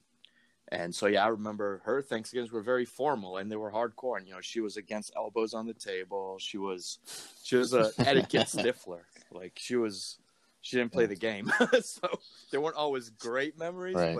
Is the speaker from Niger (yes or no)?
yes; Niger; also born or lived in Amsterdam; now in Orlando, United States; Growing up in Niger, Niger is dominantly Muslim